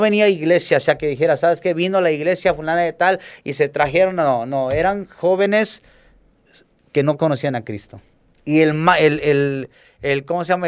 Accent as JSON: {"language": "Spanish", "town": "Acapulco", "region": "Guerrero", "country": "Mexico", "tie": "born or raised there", "said": "crecí aquí en Acapulco"}